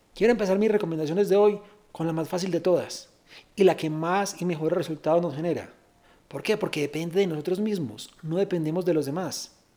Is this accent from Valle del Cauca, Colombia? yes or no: no; Medellín, Antioquia, Colombia; soy de Medellín